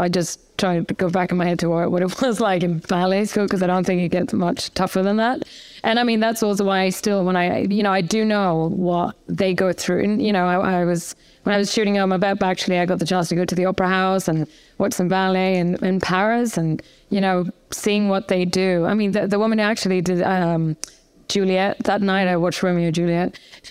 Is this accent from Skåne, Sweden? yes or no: no; Gothenburg, Västra Götaland, Sweden; English is a second language; moved away as an adult; I was raised in Gothenburg, second biggest town in Sweden.